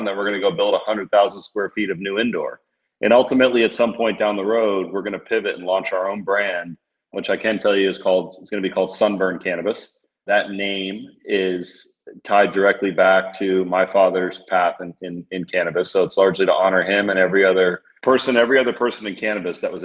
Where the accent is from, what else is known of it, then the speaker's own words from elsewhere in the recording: Florida, United States; as we look at the state of Florida, we're from here